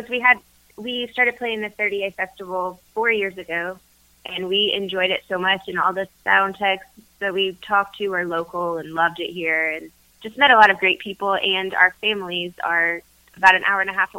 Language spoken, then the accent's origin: English; Pensacola, Florida, United States; moved away as an adult; also born or lived in Georgia; We are originally from Pensacola, Florida, and we bounced to Georgia for about 10 years, and we are newly back to Florida this year.